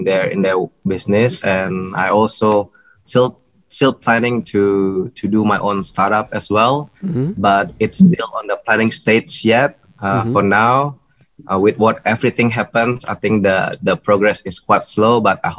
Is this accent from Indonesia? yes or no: yes; Indonesia; also born or lived in Melbourne / Brisbane; now in Bali, Indonesia; I used to live in Brisbane, so since 2016 I moved from Melbourne to Brisbane, and I've stayed in Rock Brisbane family for about 4.5 years before I left Australia, moving back for good to Indonesia, Bali